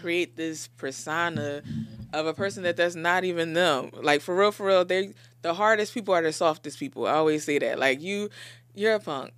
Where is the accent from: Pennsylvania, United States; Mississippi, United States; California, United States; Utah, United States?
Pennsylvania, United States; Philadelphia; I grew up in Philly, born and raised in Philly, in Logan.